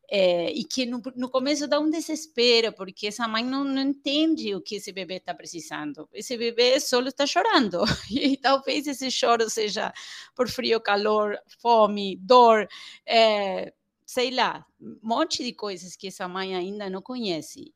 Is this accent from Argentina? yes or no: yes; Argentina; Portuguese is a second language; moved away as an adult; now in Brazil; sou argentina